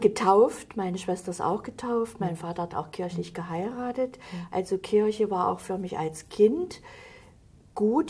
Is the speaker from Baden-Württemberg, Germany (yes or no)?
no; Halle, Saxony-Anhalt, Germany; moved away as an adult; also born or lived in Hesse; Ich bin geboren in Halle, im Stadtteil Trotha. Das ist eine sehr schöne Gegend gewesen.